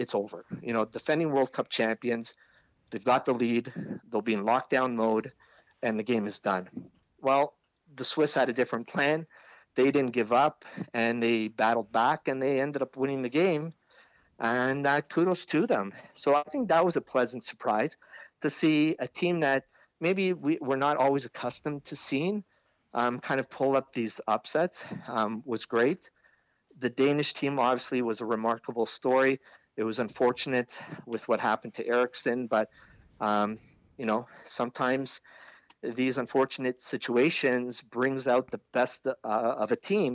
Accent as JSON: {"language": "English", "country": "Canada", "said": "as a Canadian, former Canadian player, and as a Canadian fan"}